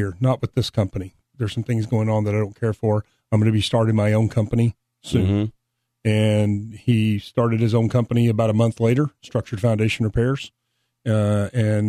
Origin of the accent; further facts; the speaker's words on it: Arlington, Texas, United States; now in Trophy Club, United States; I was born in Arlington, born and raised, lived in Arlington basically all my life.